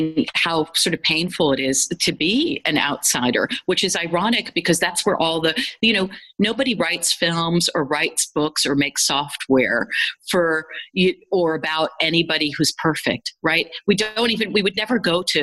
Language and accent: English; United States; as a kid growing up in the United States